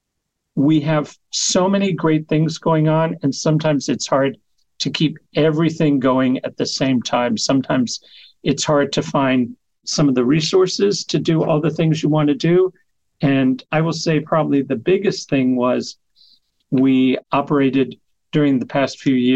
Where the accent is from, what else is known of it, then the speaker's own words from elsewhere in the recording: Kentucky, United States; moved away; I grew up in Kentucky